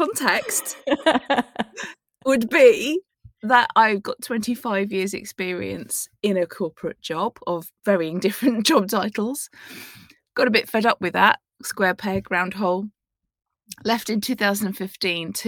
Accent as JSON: {"language": "English", "town": "Plymouth", "region": "South West England", "country": "United Kingdom", "tie": "born or raised there", "said": "I was born in 1973 in Plymouth."}